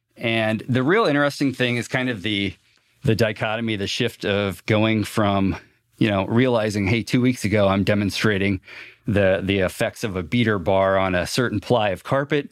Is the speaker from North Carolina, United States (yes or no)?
no; Fort Wayne, Indiana, United States; I grew up on the southeast side of Fort Wayne.